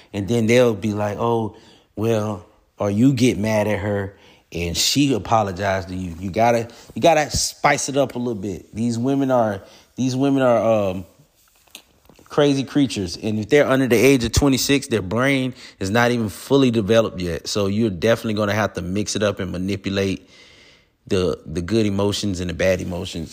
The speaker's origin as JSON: {"language": "English", "region": "Florida", "country": "United States", "moved": "yes", "lives_now": "Georgia, United States", "said": "I'm from Florida"}